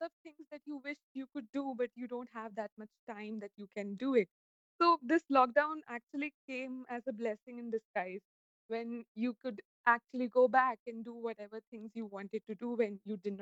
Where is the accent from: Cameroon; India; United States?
India; Jaipur, Rajasthan; I'm from Jaipur.